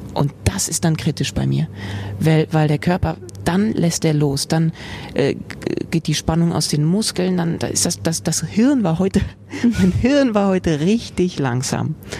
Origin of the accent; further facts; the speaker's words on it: Frankfurt, Hesse, Germany; moved away; also born or lived in Vienna; Sossenheim, da wo ich aufgewachsen bin mit meinem Bruder, ist nicht Dorf